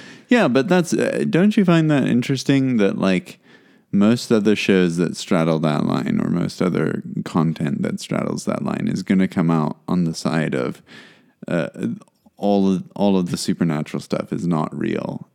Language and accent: English; South Africa; as a South African